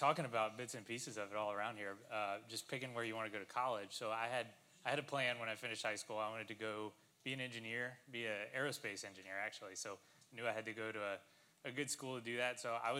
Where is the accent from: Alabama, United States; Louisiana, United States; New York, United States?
Louisiana, United States; Lafayette; the University of Louisiana, which was the school that was in my hometown.